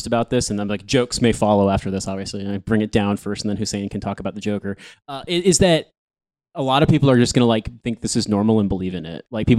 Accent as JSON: {"language": "English", "country": "United States", "said": "I'm from the United States. I'm from a country where there's no such thing as paid sick leave for most people."}